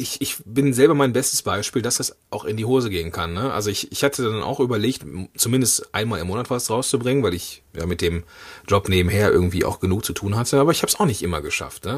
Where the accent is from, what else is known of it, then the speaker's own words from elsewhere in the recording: Moers, North Rhine-Westphalia, Germany; moved away; ich komme ja ursprünglich aus Mörs im, am Niederrhein, das ist in der Nähe von Duisburg